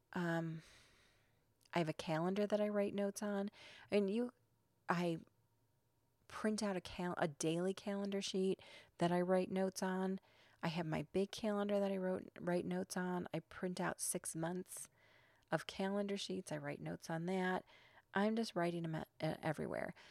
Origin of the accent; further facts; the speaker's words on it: Chicago, Illinois, United States; I'm from Chicago